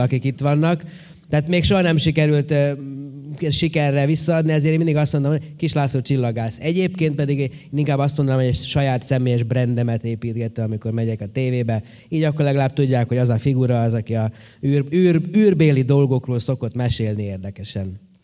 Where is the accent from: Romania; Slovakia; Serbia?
Serbia; Horgoš, Vojvodina; én horgoson nőttem föl